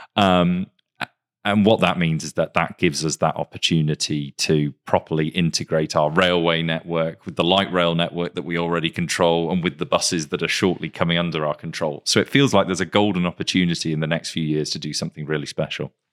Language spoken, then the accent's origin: English; Greater Manchester, North West England, United Kingdom; I, I grew up in Greater Manchester